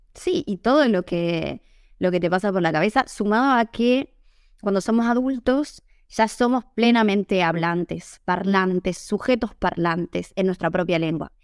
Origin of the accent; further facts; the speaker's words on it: San Miguel de Tucumán, Tucumán, Argentina; first language Spanish; moved away as an adult; also born or lived in Italy; now in Seville, Spain; Yo soy de Tucumán. No sé si la tienen tanto en el mapa. Es una ciudad, yo diría que es la cuarta ciudad más grande de Argentina